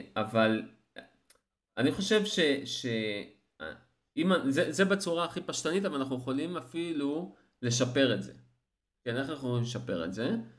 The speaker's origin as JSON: {"language": "Hebrew", "town": "Eilat", "region": "Southern District", "country": "Israel", "said": "אני אילתי"}